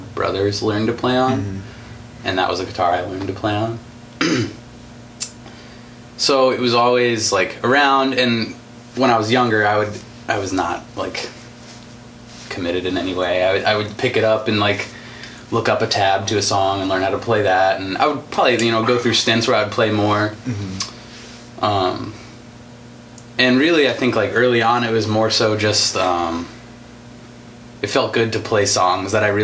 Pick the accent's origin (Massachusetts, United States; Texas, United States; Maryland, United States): Maryland, United States; Frederick; moved away as an adult; also born or lived in Minneapolis; now in Milwaukee, United States; I'm from Frederick, Maryland